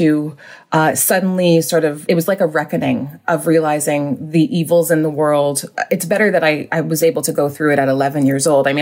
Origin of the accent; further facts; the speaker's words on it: Whitby, Ontario, Canada; also born or lived in Vancouver / Montreal; I grew up in Vancouver until I was around seven and then moved to Ontario